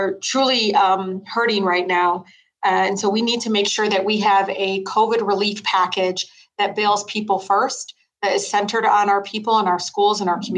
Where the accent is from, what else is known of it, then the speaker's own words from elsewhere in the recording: Detroit, Michigan, United States; I grew up in Southwest Detroit